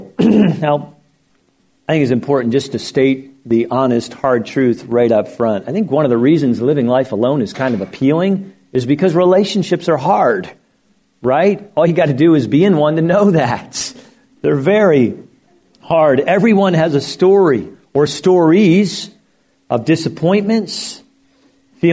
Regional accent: Lancaster County, Pennsylvania, United States; now in Florida, United States; I grew up in Lancaster County, Pennsylvania

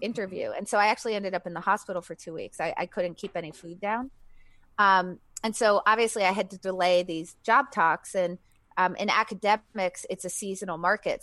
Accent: New Hampshire, United States; New Hampshire, like deep New England.

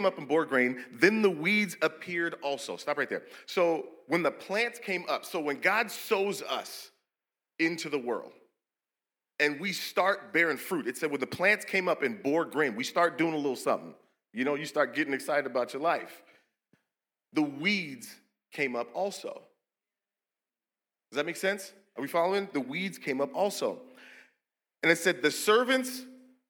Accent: Seattle, Washington, United States; We're from Seattle

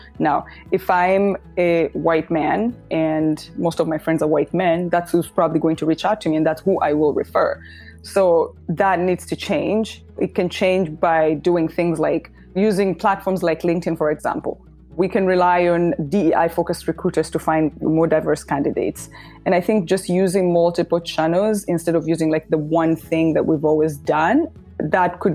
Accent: Uganda; moved away as an adult; also born or lived in New York City; I was born and raised in Uganda, and until 8 years ago, I lived in Uganda, and then decided to pack my life in a bag and move to New York City

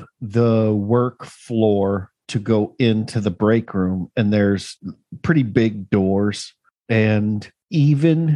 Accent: Louisiana, United States; I'm from Louisiana.

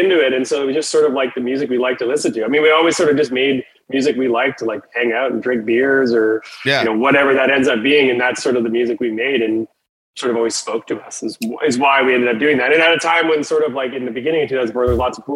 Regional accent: Southern Saskatchewan, Canada; we're from Southern Saskatchewan is where we're from

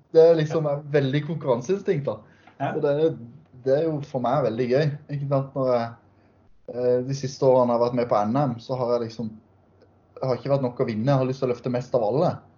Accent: Sørlandet, Southern Norway, Norway; der jeg kommer fra på Sørlandet

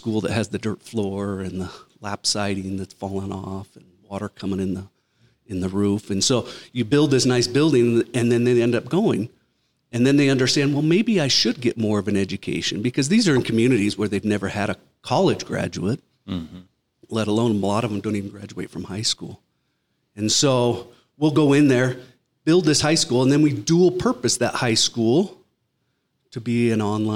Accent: Arizona, United States; also born or lived in Utah / Colorado / Florida; now in Idaho, United States; I grew up in Arizona

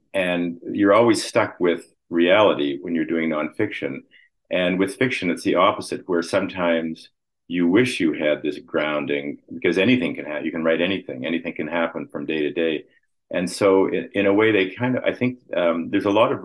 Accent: Winnipeg, Manitoba, Canada; moved away; also born or lived in Toronto; I grew up in Winnipeg.

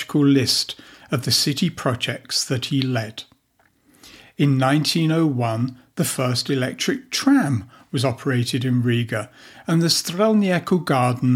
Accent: England, United Kingdom; moved away as an adult; now in Latvia; my home country of England

